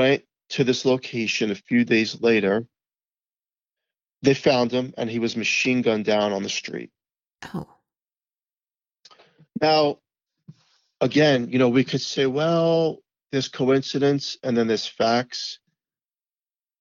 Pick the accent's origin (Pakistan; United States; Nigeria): United States; New York City, New York; growing up in Staten Island